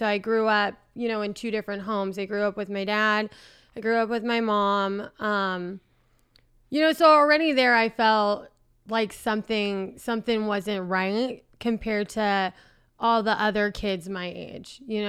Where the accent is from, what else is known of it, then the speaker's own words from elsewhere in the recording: San Francisco, California, United States; San Francisco.